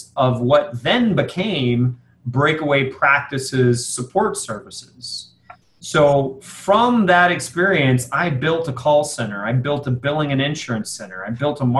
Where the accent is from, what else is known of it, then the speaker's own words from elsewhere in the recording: San Antonio, Texas, United States; my hometown of San Antonio